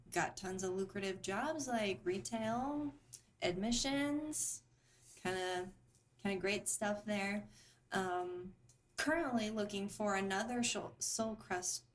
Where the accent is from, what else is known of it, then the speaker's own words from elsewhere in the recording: Huntington, Indiana, United States; also born or lived in Fort Wayne, Indiana; I grew up in the Midwest, um, mostly in a really small town, um, Huntington, Indiana